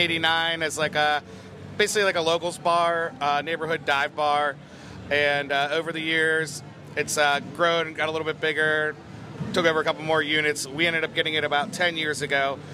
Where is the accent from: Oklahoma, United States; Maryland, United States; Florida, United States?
Maryland, United States; Ocean City; now in Deerfield Beach, United States; I'm originally from Ocean City, Maryland. Now I live in Deerfield Beach